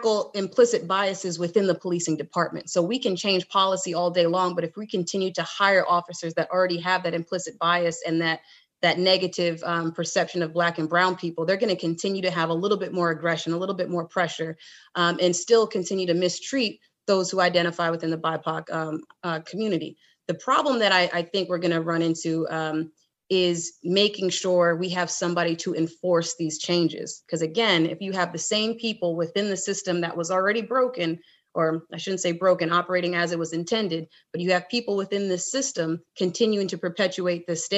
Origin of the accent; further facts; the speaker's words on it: Rhode Island, United States; my home state of Rhode Island